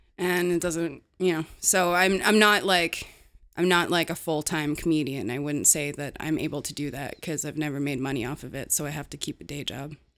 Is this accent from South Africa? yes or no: no; Canada; as a Canadian comedian